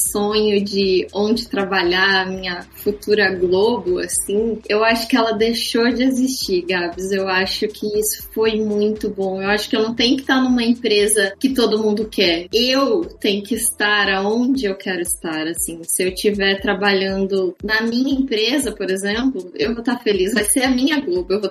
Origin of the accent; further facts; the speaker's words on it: Mogi Guaçu, São Paulo, Brazil; now in São Paulo, Brazil; Vou pegar meu exemplo. Eu saí de Mogi Guaçu e vim para São Paulo. Eu não comecei do zero em São Paulo.